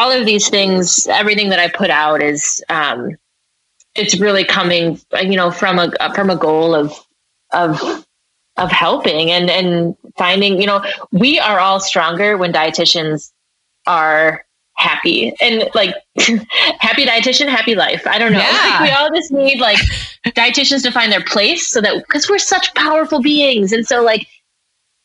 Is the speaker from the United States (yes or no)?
yes; Midwest, United States; growing up in the Midwest